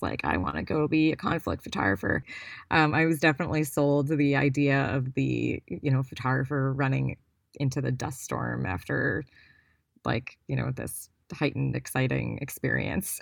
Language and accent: English; Cleveland, Ohio, United States; I grew up in Cleveland, Ohio